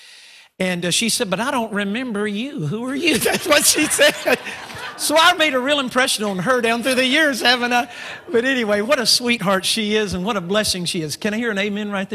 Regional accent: United States; I am an American

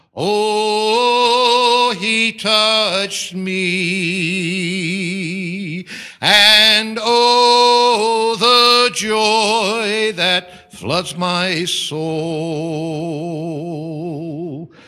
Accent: United States; moved away as an adult; I am an American

